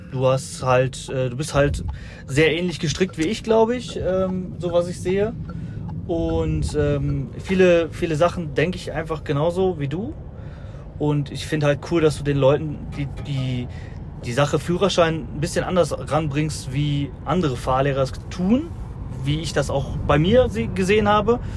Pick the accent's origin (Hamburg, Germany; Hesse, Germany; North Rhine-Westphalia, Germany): North Rhine-Westphalia, Germany; also ich komme aus der Nähe von Düsseldorf, bin 28 äh, Jahre alt